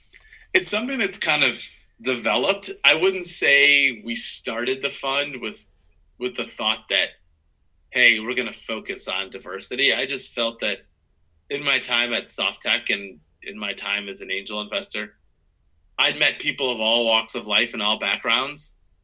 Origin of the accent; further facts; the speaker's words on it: Midwest, United States; that person's from the East Coast and I'm from the Midwest.